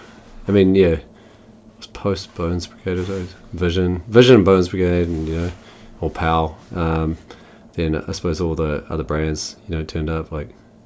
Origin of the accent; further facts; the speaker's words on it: Havelock North, Hawke's Bay, New Zealand; also born or lived in Christchurch; Born in Christchurch. Moved out of there when I was 8. Moved with my family, went to the Hawke's Bay. Then a place called Havelock North